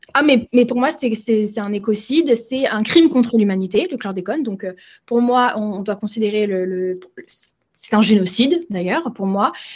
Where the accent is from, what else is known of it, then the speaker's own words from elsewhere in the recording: France; moi je suis une génération, on va dire post-bimidum, donc ça veut dire que j'ai grandi en France.